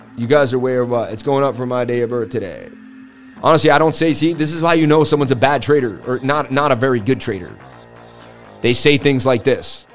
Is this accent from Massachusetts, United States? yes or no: yes; Boston, Massachusetts, United States; from Boston, baby.